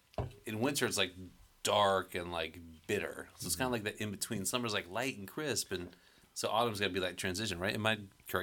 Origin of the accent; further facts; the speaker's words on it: Florida, United States; moved away; I'm not from a fall place, right? I'm from Florida, so, like, I'm still kind of like a stranger in fall.